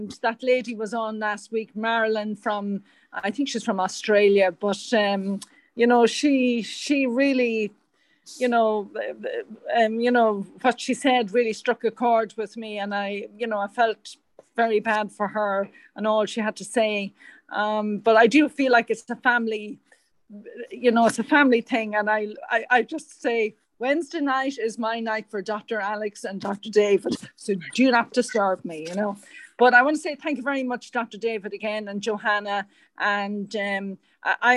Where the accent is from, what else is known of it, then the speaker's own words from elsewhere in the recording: Ireland; accent: Irish; also born or lived in New York, United States; my Irish accent